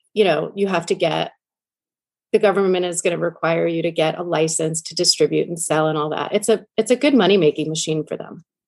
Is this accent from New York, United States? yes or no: yes; New York, United States; I grew up in New York listening to him on um, K Rock